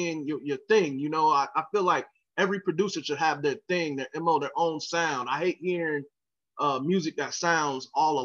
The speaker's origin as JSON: {"language": "English", "town": "Jacksonville", "region": "Florida", "country": "United States", "said": "I'm from Jacksonville. I'm here in Jacksonville right now. That's where I'm from."}